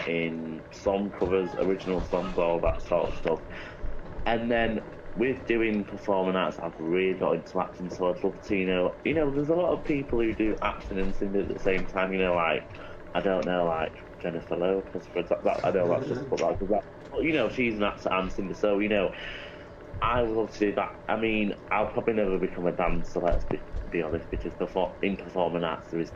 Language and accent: English; Chadderton, North West England, United Kingdom; accent: English; I'm from England